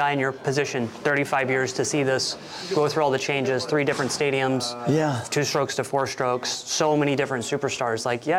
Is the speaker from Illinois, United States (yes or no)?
yes; Illinois, United States